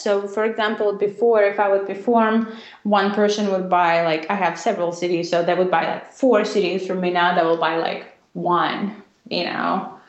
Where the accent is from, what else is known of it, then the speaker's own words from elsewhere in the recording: Russia; Because, you know, I grew up not just in Russia. I mean, I grew up in the very, very end of Soviet Union when things were just incredibly difficult. And in Russia, all we thought in the 90s was how to survive.